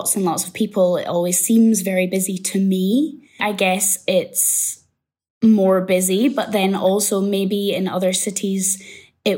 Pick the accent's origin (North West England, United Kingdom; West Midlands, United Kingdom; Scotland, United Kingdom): Scotland, United Kingdom; moved away as an adult; now in Nantong, China; I'm from Scotland